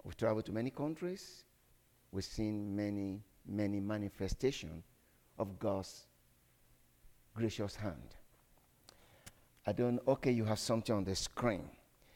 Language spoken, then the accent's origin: English; Nigeria; I come from Nigeria